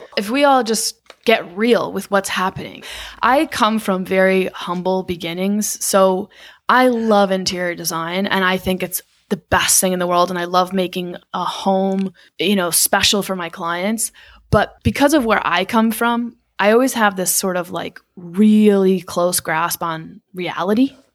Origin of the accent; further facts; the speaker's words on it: Connecticut, United States; also born or lived in Manhattan, New York; I'm from Connecticut